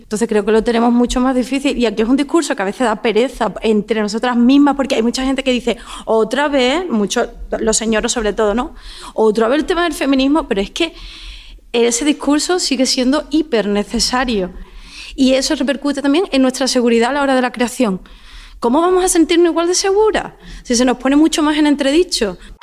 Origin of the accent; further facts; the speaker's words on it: Madrid, Community of Madrid, Spain; now in Cádiz, Spain; Yo soy de Madrid